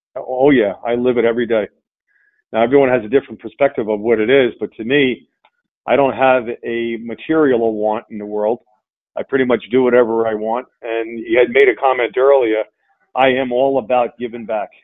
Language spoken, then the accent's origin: English; Long Island, New York, United States; I grew up on uh, Long Island uh, with a with a single mom